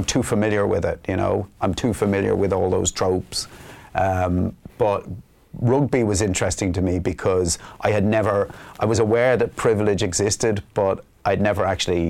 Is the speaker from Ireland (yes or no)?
yes; Ballybrack, Leinster, Ireland; Friends I grew up with in Ballybrack